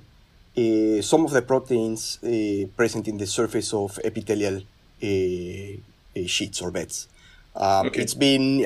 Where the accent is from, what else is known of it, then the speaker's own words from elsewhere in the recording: Mexico City, Mexico; now in Merced, United States; So I grew up in Mexico City. I'm originally from Mexico. I consider myself Mexican from Mexico City